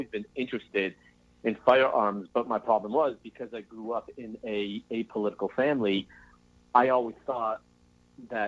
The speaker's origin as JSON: {"language": "English", "town": "Los Angeles", "region": "California", "country": "United States", "tie": "born or raised there", "moved": "as an adult", "lives_now": "Texas, United States", "said": "growing up in Los Angeles, I'm 33. So I left L.A. 3 years ago, moved to Texas"}